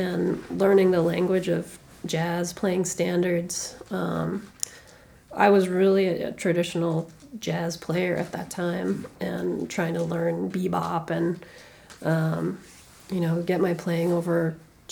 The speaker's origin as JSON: {"language": "English", "town": "Calgary", "region": "Alberta", "country": "Canada", "also_born_or_lived": "Toronto", "moved": "yes", "lives_now": "New York, United States", "said": "I'm from Calgary originally"}